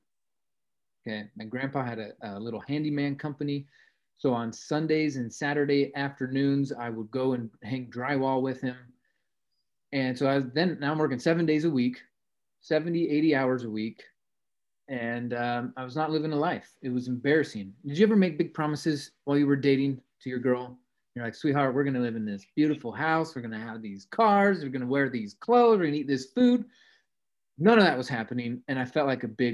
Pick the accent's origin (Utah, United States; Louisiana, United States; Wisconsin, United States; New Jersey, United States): Utah, United States; Salt Lake City; I grew up in Salt Lake City